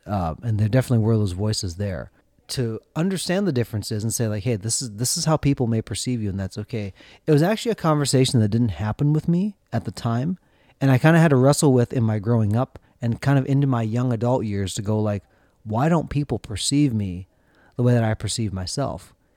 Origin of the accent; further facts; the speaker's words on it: central Minnesota, United States; also born or lived in South Korea; Josh and I both grew up in central Minnesota